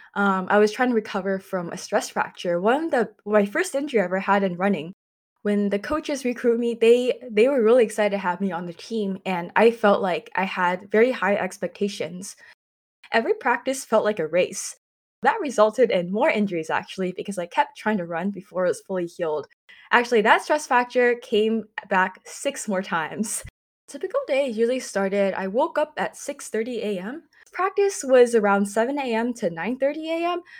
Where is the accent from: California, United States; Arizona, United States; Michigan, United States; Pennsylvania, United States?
California, United States; San Jose; I was born and raised in San Jose, California, or also known as the San Francisco Bay Area